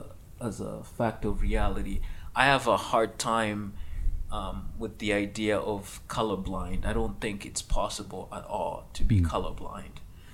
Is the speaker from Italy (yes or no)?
no; Canada; I've started using that frequently when I grew up in the West, in Canada, right?